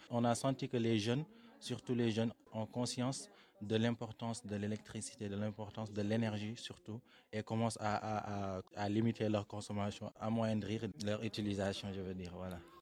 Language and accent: French; Senegal; moved away as an adult; now in France; je viens du Sénégal. Donc, euh, je suis arrivé en France il y a un mois